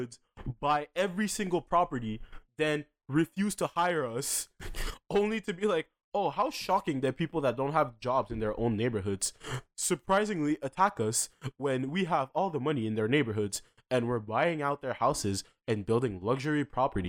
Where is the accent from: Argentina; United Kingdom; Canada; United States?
Canada; Dorval, Quebec; I grew up in Dorval and throughout fucking primary school